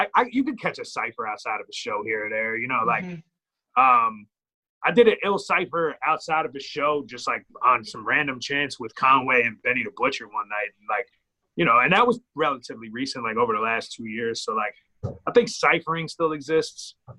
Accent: Ireland; I mean, I'm Irish and I rap, so.

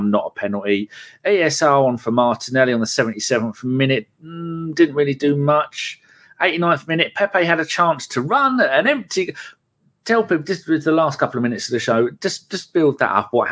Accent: Ipswich, East of England, United Kingdom; I supported Arsenal since 85, but my hometown club of Ipswich being a close second.

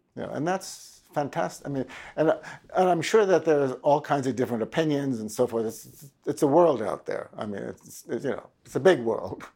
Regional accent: Washington, District of Columbia, United States; I was raised in Washington, D C

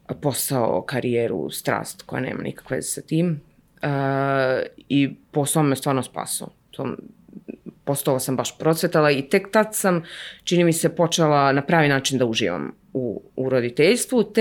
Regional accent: Ivanjica, Moravica District, Serbia; moved away; i moji i njegovi, mi smo iz Ivanjice mm -hmm. i mhm. tamo su i jedni i drugi, baki i deke.

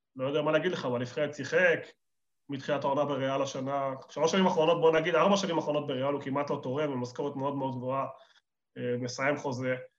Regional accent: Argentina; now in Israel; אני ארגנטינאי

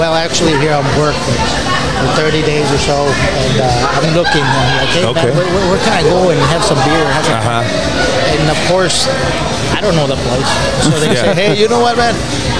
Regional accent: El Paso, Texas, United States; now in Dallas, United States; So I came from El Paso to Dallas and then I'm here.

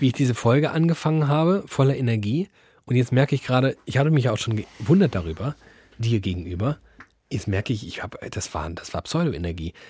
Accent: Germany; wir sind Deutschland

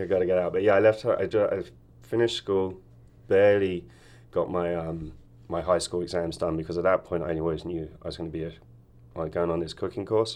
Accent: Wokingham, South East England, United Kingdom; also born or lived in Hemel Hempstead; now in Ashland, United States; we moved from Hemel Hempstead when I was about eighteen months old, and we moved to a town called Wokingham

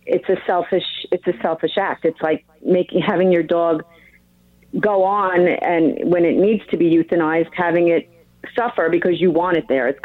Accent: New York, United States; moved away; my hometown? Long Island.

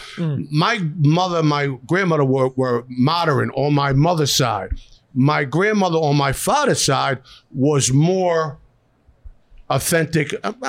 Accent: Philadelphia, Pennsylvania, United States; moved away; Born and raised in South Philadelphia

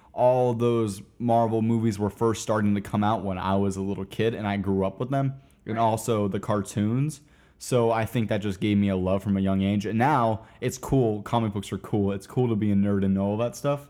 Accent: Wesley Chapel, Florida, United States; also born or lived in Tampa, Florida; now in Orlando, United States; I was born in Tampa, and I all the way up to uh, middle school went to school in a little town called Wesley Chapel, Florida

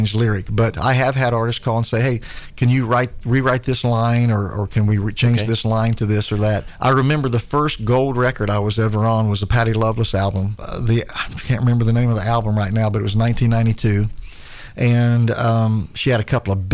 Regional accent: Chillicothe, Ohio, United States; I'm from Chillicothe, Ohio

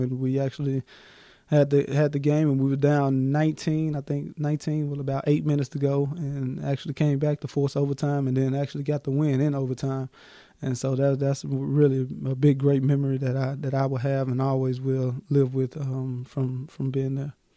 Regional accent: Memphis, Tennessee, United States; Memphis, Tennessee, um, April 28, 1994 born and raised in Memphis

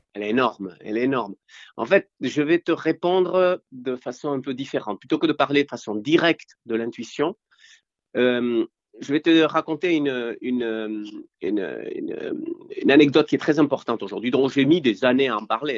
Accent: Spain; moved away; je viens de l'Espagne post-franquiste et moi, à l'époque, soit tu naissais dans une famille riche, soit tu naissais dans une, naissais, pardon, dans une famille pauvre. Donc nous, on était pauvres.

